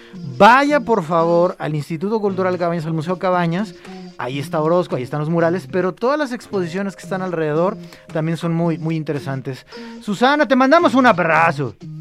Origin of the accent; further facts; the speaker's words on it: Guadalajara, Jalisco, Mexico; somos de aquí de Guadalajara